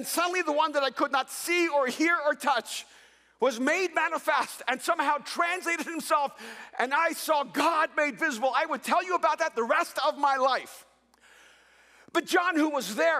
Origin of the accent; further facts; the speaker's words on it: El Salvador; also born or lived in Texas; now in United States; I immigrated here from El Salvador